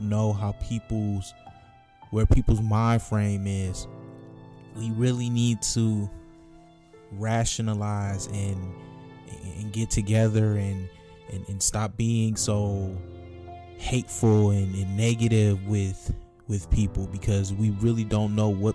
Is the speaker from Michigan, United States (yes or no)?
yes; Michigan, United States; my home state of Michigan